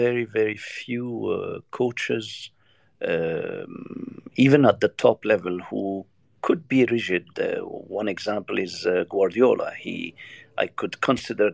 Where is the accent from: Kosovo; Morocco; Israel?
Morocco; I'm from Morocco